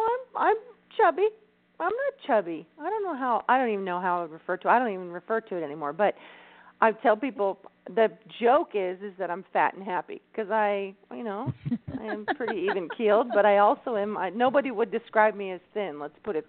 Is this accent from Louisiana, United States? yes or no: no; California, United States; I'm Californian